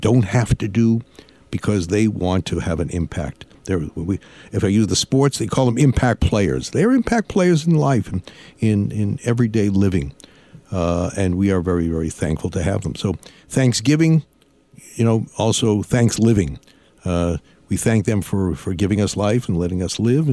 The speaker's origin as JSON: {"language": "English", "town": "Lynn", "region": "Massachusetts", "country": "United States", "said": "Lynn, Massachusetts"}